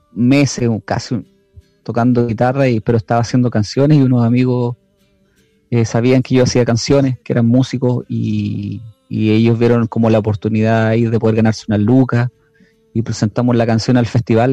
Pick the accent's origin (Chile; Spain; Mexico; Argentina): Chile; now in Lautaro, Chile; el acento de los argentinos allá de hecho se parece mucho al de nosotros